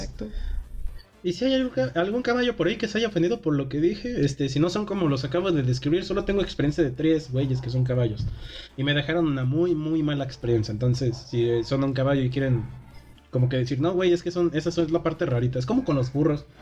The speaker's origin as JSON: {"language": "Spanish", "country": "Mexico"}